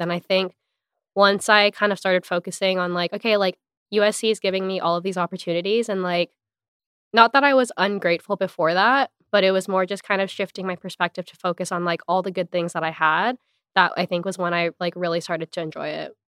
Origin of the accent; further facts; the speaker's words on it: Hawaii, United States; moved away as an adult; also born or lived in Los Angeles, United States; I'm from Hawaii originally